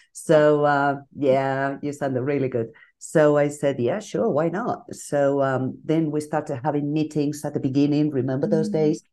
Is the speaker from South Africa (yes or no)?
no; Bilbao, Basque Country, Spain; moved away as an adult; now in Madrid, Spain; I'm from Bilbao, from the north of Spain